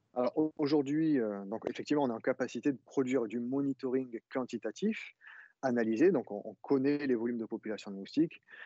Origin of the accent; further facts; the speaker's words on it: Arles, Provence-Alpes-Côte d'Azur, France; je suis né à Arles avec mon associé Simon Liamant. D'ailleurs, nous sommes nés, heu, à Arles tous les deux, et nous avons grandi avec les moustiques